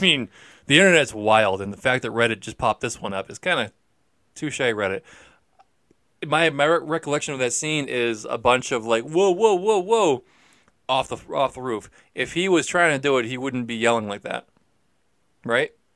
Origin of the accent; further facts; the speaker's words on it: Peabody, Massachusetts, United States; being from Peabody